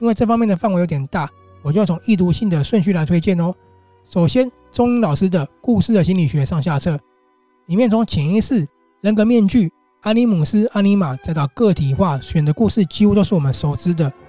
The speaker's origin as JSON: {"language": "Chinese", "country": "Taiwan", "said": "但看完这套书，我们真的要身为台湾人的自己拍拍手。"}